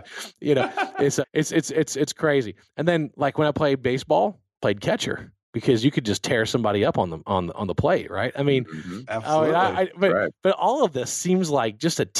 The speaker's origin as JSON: {"language": "English", "town": "Baton Rouge", "region": "Louisiana", "country": "United States", "tie": "born or raised there", "also_born_or_lived": "Texas", "moved": "yes", "said": "I grew up in Louisiana, where we didn't even have an ice rink growing up"}